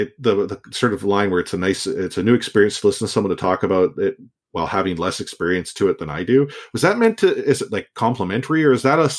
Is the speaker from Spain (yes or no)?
no; Austria; English is a second language; also born or lived in Vancouver; While I am from Austria, I spent half a year during high school in Vancouver and learned to love the city and local culture.